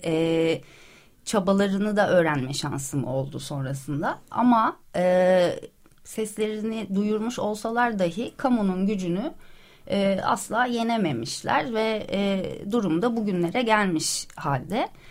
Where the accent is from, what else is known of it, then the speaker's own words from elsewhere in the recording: Ankara, Turkey; also born or lived in Istanbul; now in Princes' Islands, Turkey; ben Ankaralıyım, çok severim şehrimi